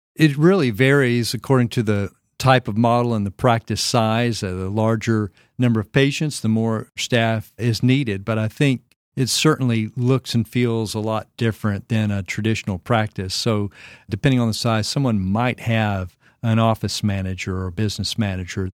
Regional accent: Arkansas, United States; moved away as an adult; also born or lived in Florida; now in Franklin, Tennessee, United States; my home state of Arkansas

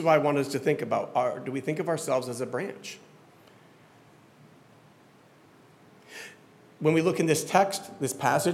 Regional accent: Florida, United States; I grew up in Florida

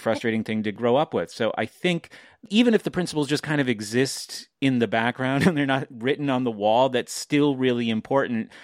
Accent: New Hampshire, United States; I'm from New Hampshire

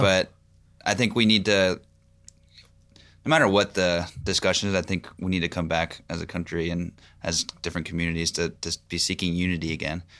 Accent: Pennsylvania, United States; now in Knoxville, United States; I'm from Pennsylvania.

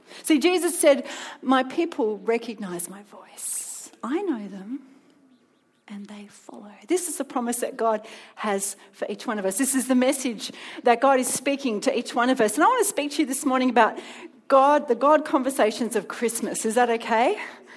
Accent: Melbourne, Victoria, Australia; moved away as an adult; now in Sydney, Australia; I come from Melbourne originally.

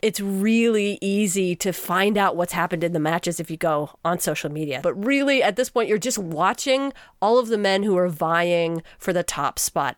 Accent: Texas, United States; as a Texan to learn Japanese through an Australian

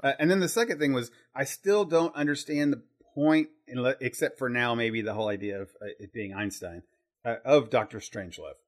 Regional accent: Terre Haute, Indiana, United States; I grew up in Terre Haute, Indiana

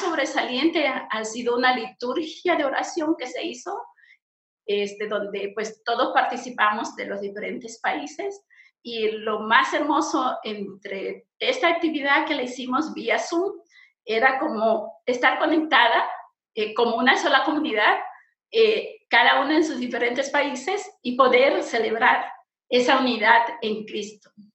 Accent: Santa Cruz, Bolivia; soy boliviana, pertenezco a la Iglesia Menonita en Bolivia eh, más propiamente en Santa Cruz, en el departamento de Santa Cruz

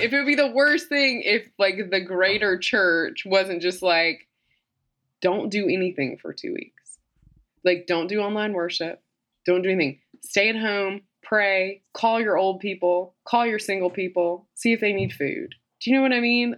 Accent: Mississippi, United States; I'm from Mississippi, so obviously I wear makeup

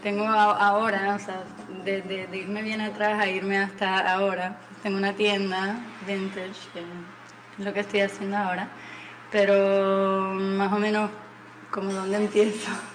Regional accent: Puerto Rico; also born or lived in Mexico City, Mexico / Texas, United States; me crié aquí en Puerto Rico

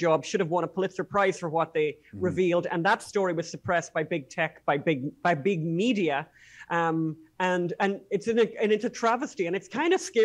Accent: Ireland; as Irish people

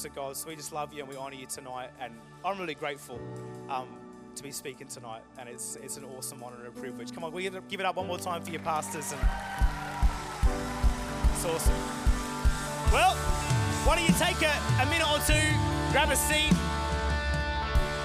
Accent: Murray Bridge, South Australia, Australia; also born or lived in Adelaide; Grew up actually in a country town called Murray Bridge, which is about an hour and a half out of Adelaide.

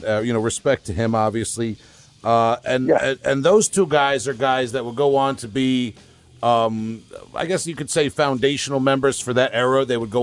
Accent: Huntington Station, New York, United States; Okay, I grew up in Huntington Station, not too far.

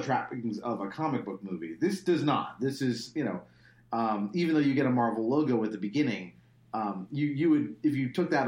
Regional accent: Laguna Beach, California, United States; I grew up in Laguna Beach

